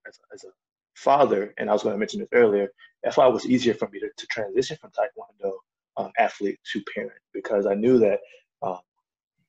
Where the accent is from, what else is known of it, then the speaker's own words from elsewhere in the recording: United States; as a Black man growing up in America.